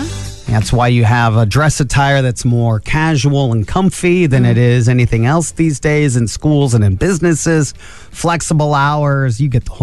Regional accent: Angola, Indiana, United States; when I grew up in Angola

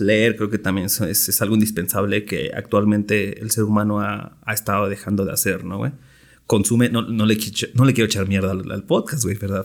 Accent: Mexico; Soy mexa

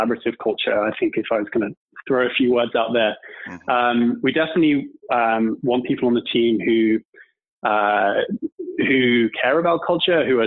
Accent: United Kingdom; So I'm from the UK, as you can probably tell from my accent.

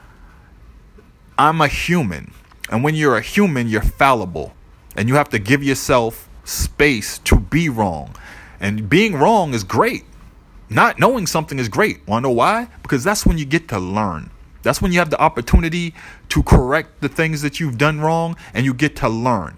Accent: Boston, Massachusetts, United States; I'm from Boston

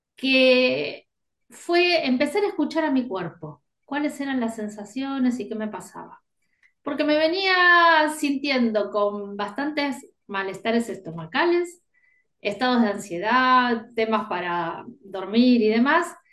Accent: Buenos Aires, Argentina; soy de Buenos Aires, acá en Argentina

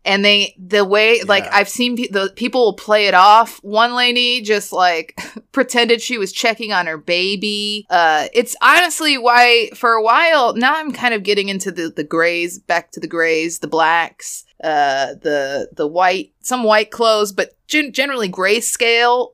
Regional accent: Boston, Massachusetts, United States; I'm just from Boston

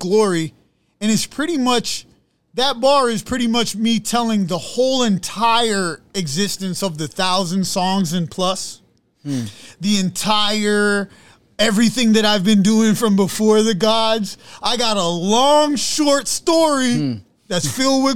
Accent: New York City, New York, United States; I'm from Brooklyn, Brownsville

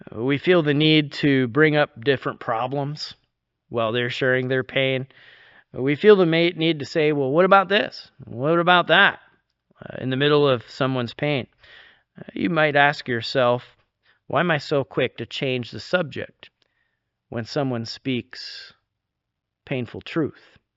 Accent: New York, United States; moved away; growing up in New York

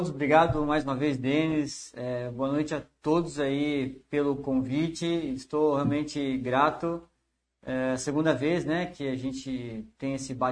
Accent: Americana, São Paulo, Brazil; então eu sou nascido em Americana e eu morava na Cariobinha.

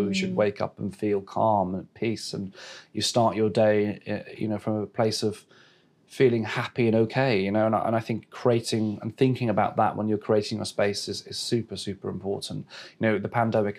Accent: West Wales, United Kingdom; now in London, United Kingdom; I was born in West Wales and very fortunate to live in the countryside. And I spent my childhood running around fields and tree houses

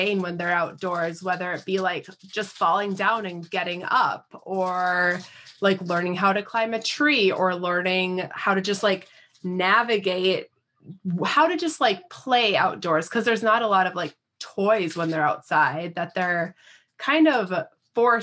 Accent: Minnesota, United States; I grew up here in Minnesota

